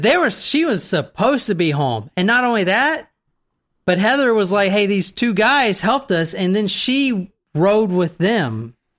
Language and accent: English; the South, United States; I'm in from the South